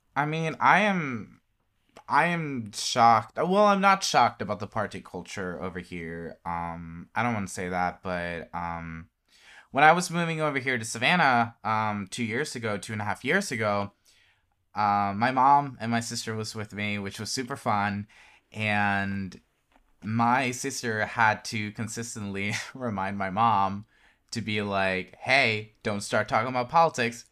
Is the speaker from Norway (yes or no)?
yes; Norway; I'm from Norway